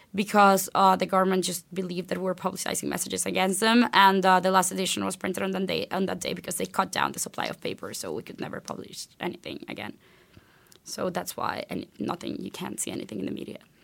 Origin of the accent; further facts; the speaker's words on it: Venezuela; moved away as an adult; I was born and raised in Venezuela. I went to high school there, graduated there